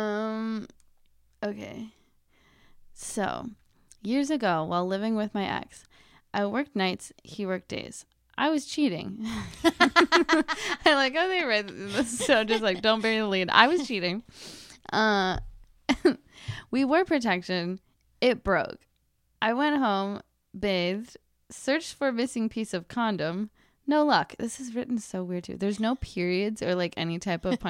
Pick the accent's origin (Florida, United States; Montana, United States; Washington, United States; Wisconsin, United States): Wisconsin, United States; I'm from Wisconsin